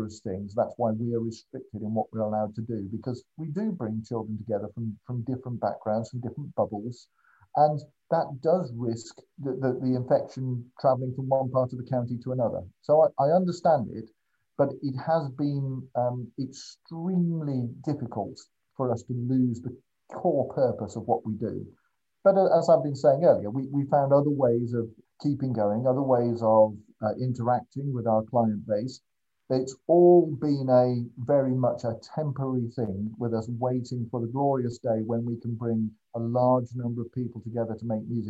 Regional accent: Birmingham, West Midlands, United Kingdom; now in Northampton, United Kingdom; I'm originally from Birmingham.

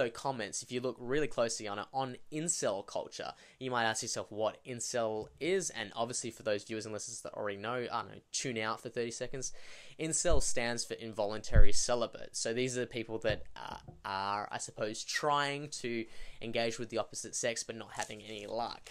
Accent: Australia; being an Australian

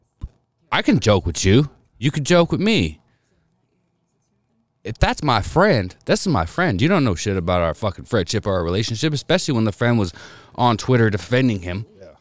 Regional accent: Spokane, Washington, United States; Well, growing up in Spokane

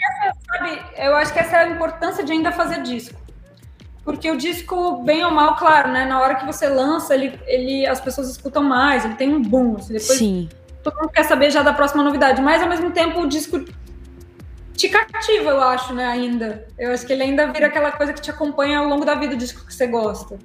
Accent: Rio Grande do Sul, Brazil; eu como gaúcha tô ali na fronteira, né, já tô mais perto

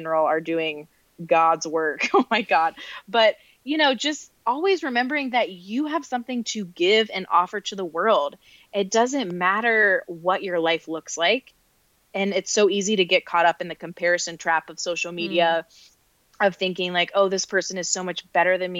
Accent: North Carolina, United States; moved away; also born or lived in New York City / Rochester, New York; I grew up in the South in North Carolina

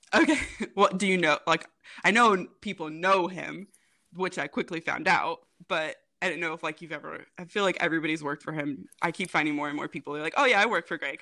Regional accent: Rensselaer, Indiana, United States; moved away as an adult; also born or lived in Jacksonville, Florida; now in Indianapolis, United States; I'm originally from Rensselaer, Indiana

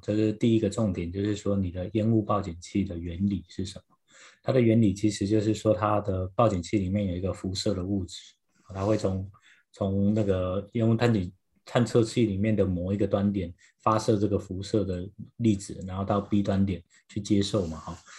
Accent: Taiwan; now in United States; 因为我从台湾来

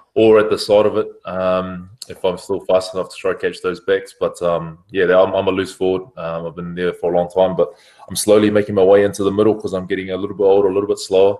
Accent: New Zealand; moved away as an adult; now in France; I'm a Kiwi lad

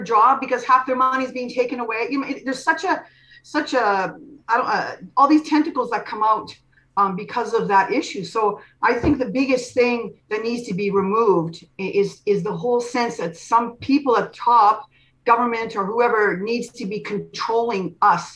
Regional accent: Canada; I'm from Canada

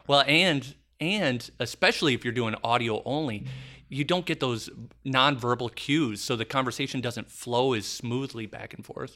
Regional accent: Madison, Wisconsin, United States; I'm running the nicest hotel in my hometown.

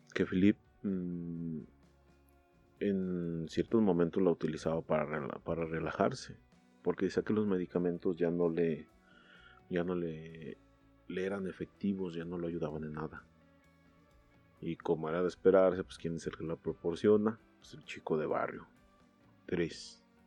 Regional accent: Mexico; como buenos mexicanos

